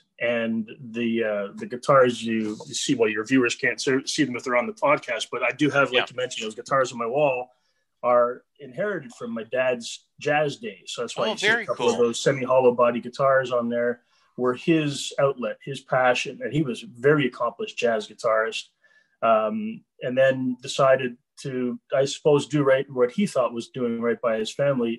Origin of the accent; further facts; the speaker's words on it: Montreal, Quebec, Canada; I was born in Montreal. I've lived in Montreal my whole life.